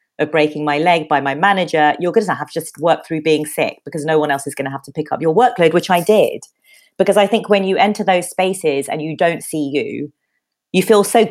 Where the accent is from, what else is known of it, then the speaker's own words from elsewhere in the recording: London, United Kingdom; also born or lived in Bethnal Green; I grew up in Peckham